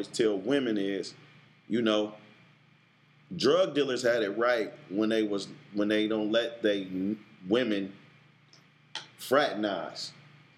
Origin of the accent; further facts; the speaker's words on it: Oakland, California, United States; I'm from East Oakland